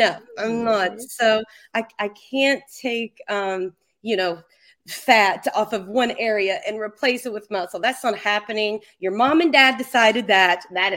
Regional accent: Kentucky, United States; I'm from Kentucky

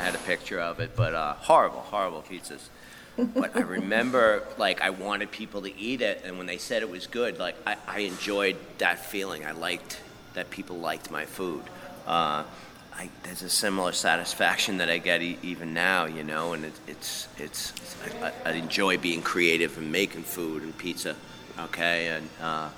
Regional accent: Deer Park, New York, United States; moved away as an adult; now in Texas, United States; Deer Park, Long Island as well. So kind of central Long Island

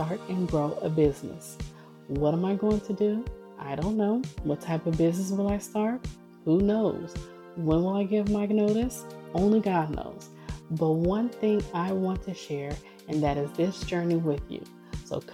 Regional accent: Oakland, California, United States; also born or lived in Washington; I'm from the Bay Area, so I'm from Oakland

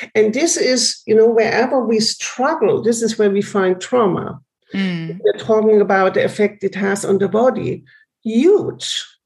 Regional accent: Germany; I grew up in Germany.

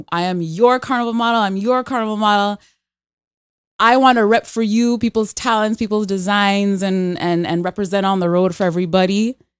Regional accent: Canada; born there; So I was born here in Canada. But my earliest memories are my mom taking me down to Trinidad, where my family is from.

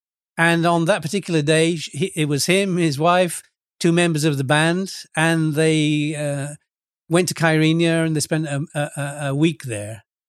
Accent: England, United Kingdom; I come from England and I sing and I play guitar

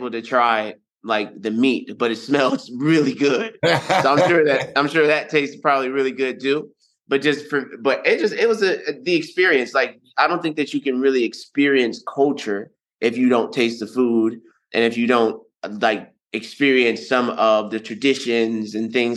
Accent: United States; accent: American; my American accent

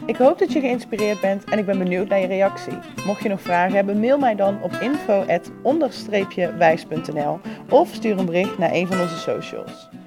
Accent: North Brabant, Netherlands; Ik kom uit Brabant, hè.

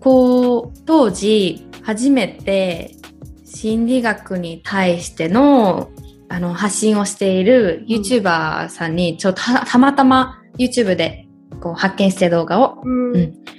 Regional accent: Japan; moved away as an adult; also born or lived in United States; 同じね生まれ育ったところにいて

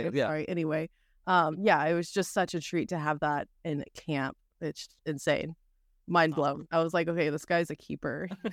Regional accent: Texas, United States; I grew up in South Texas. We rolled up in a trailer and just like whatever my parents had on hand.

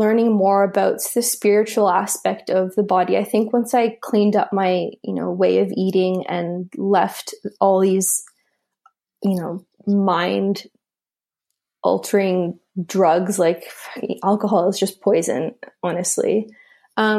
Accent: Canada; I studied at McGill University in Canada. I'm Canadian

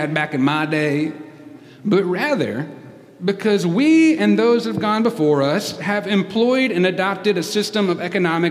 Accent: United States; I love being an American

